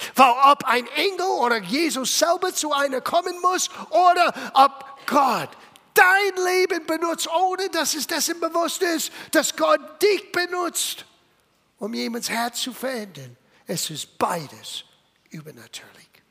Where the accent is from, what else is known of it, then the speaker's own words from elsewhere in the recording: Little Italy, East Coast, United States; German is a second language; moved away as an adult; also born or lived in California; Ich bin in Little Italy geboren